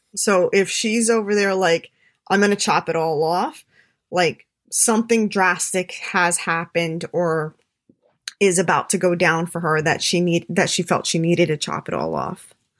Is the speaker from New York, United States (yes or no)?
yes; New York City, New York, United States; I'm a New Yorker